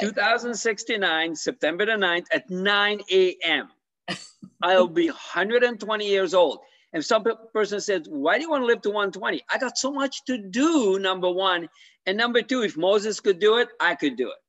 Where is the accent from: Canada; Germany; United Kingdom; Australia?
Canada; now in Florida, United States; I'm from Canada originally.